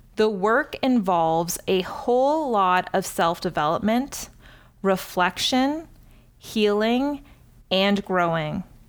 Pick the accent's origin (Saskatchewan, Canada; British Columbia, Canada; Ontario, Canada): Ontario, Canada; Cambridge; my hometown of Cambridge, Ontario